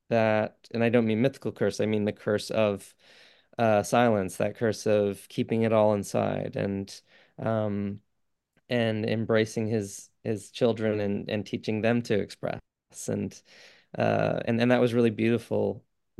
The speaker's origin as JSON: {"language": "English", "region": "England", "country": "United Kingdom", "tie": "born or raised there", "also_born_or_lived": "New York / Canada", "said": "I'm not, no. Grew up between England, New York. I was born in Canada."}